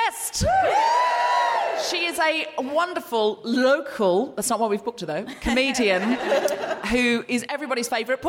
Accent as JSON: {"language": "English", "country": "Australia", "said": "But I think that comes from being Australian because..."}